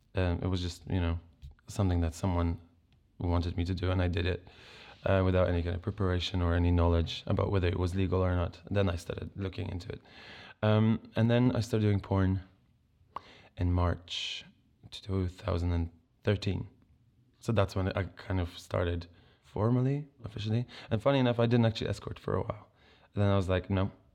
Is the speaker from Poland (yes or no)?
yes; Poland; moved away as an adult; now in England; I grew up in Poland